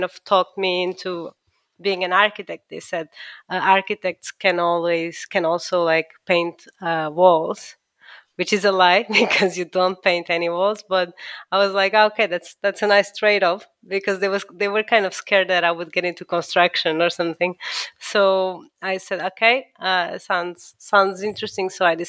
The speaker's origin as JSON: {"language": "English", "region": "Lisbon", "country": "Portugal", "also_born_or_lived": "Milan", "moved": "as an adult", "lives_now": "London, United Kingdom", "said": "I am an architect from Lisbon. I graduated in Lisbon."}